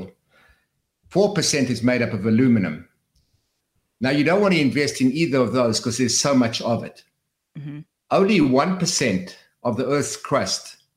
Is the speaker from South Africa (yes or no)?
yes; South Africa; moved away; when I came from South Africa